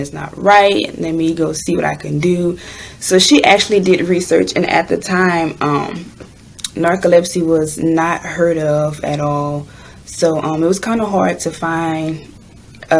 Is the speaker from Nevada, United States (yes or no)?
no; Louisiana, United States; I am from Louisiana